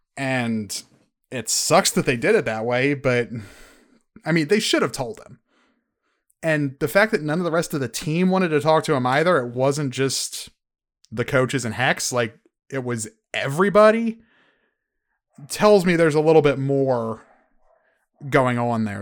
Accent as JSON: {"language": "English", "country": "United States", "said": "I'm I'm American"}